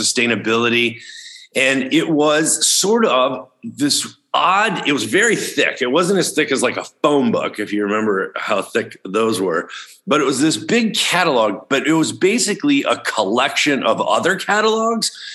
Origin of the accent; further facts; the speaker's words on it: outside Chicago, Illinois, United States; when I was a kid growing up outside Chicago, Illinois